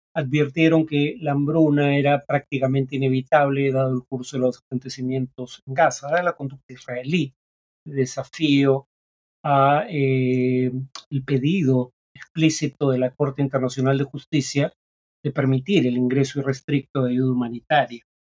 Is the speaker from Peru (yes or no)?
yes; Peru